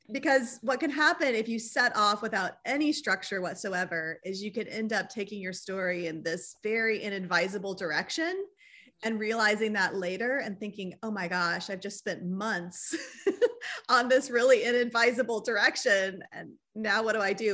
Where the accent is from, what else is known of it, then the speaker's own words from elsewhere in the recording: Riverside, California, United States; moved away as an adult; also born or lived in Texas / Anguilla; I was raised in Southern California, in the town of Riverside